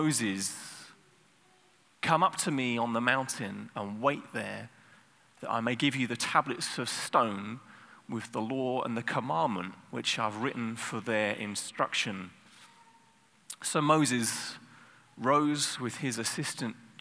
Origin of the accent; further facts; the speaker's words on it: United Kingdom; I'm British.